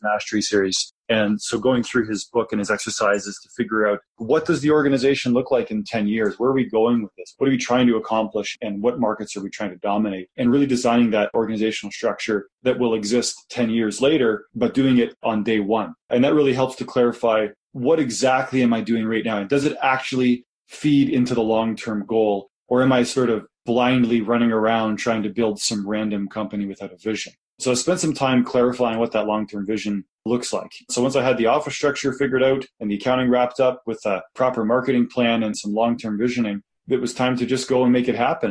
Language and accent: English; Kitchener, Ontario, Canada; moved away as an adult; now in Calgary, Canada; I was from Kitchener